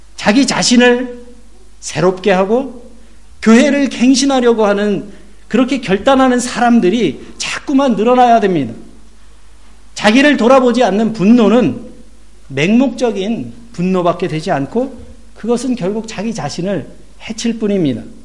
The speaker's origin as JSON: {"language": "Korean", "country": "South Korea", "moved": "yes", "lives_now": "Germany", "said": "저는 한국의 목회자의 한 사람으로서"}